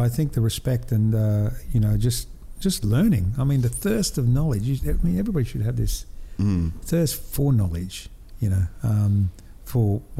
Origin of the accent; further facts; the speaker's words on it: North Queensland, Australia; we grew up here in North Queensland with the cane farms, you know, the Greek and the Italians and the, you know, Serbians and the Russians and, you know, from all over the world